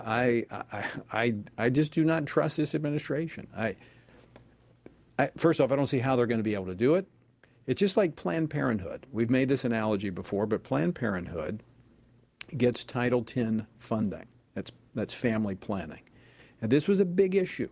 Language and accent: English; Louisiana, United States; Louisiana, my home state